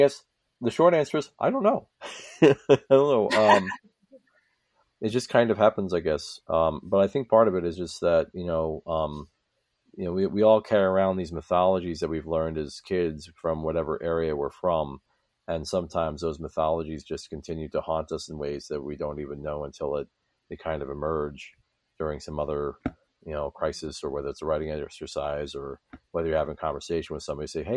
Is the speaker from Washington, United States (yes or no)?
no; Hudson River Valley, New York, United States; I grew up in the Hudson River Valley